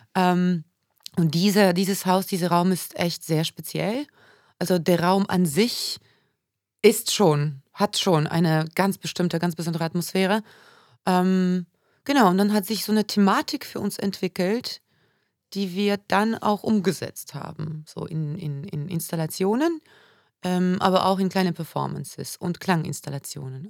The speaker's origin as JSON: {"language": "German", "town": "Warsaw", "region": "Masovian Voivodeship", "country": "Poland", "tie": "born or raised there", "also_born_or_lived": "Düsseldorf", "moved": "yes", "lives_now": "Oldenburg, Germany", "said": "ich bin in Warschau geboren, wird man wahrscheinlich auch hören, immer wieder"}